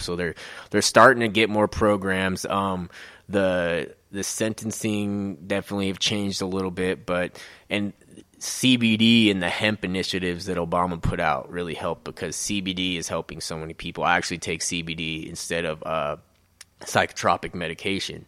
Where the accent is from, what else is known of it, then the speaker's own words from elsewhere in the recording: Colorado, United States; also born or lived in Utah; I've been raised in Colorado